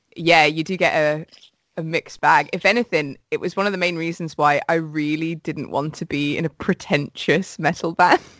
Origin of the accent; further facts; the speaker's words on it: Midlands, United Kingdom; I'm from the Midlands